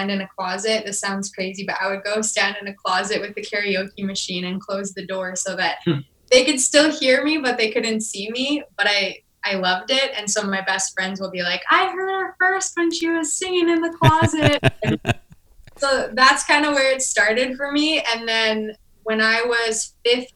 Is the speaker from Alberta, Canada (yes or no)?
yes; Edmonton, Alberta, Canada; also born or lived in Vermilion, Alberta; we had moved to Edmonton when I was 7. So Edmonton's pretty much home